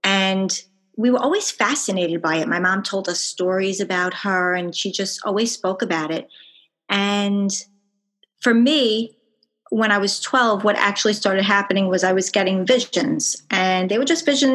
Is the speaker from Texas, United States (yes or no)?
no; Long Island, New York, United States; accent: Long Island; I'm from Long Island, New York, as per my accent.